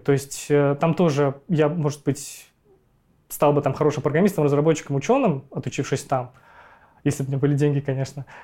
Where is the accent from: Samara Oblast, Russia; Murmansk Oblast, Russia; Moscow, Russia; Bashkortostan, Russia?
Bashkortostan, Russia; Ufa; я родился в городе Уфа, в России